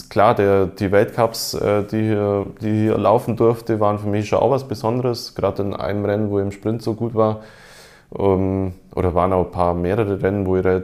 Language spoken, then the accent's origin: German; Esslingen, Baden-Württemberg, Germany; wie in meinem Heimatort in Esslingen auch.